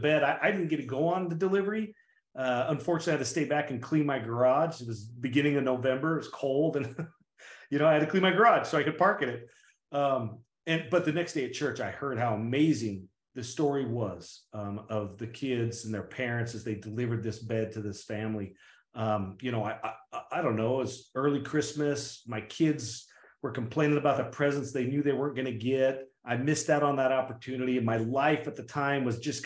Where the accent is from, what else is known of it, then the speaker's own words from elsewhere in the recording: Idaho, United States; I'm just a farm kid from Idaho. I grew up in Idaho, small town Idaho.